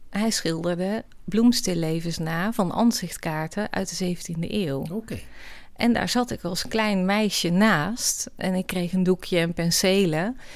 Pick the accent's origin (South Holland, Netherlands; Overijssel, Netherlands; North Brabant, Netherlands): North Brabant, Netherlands; Oss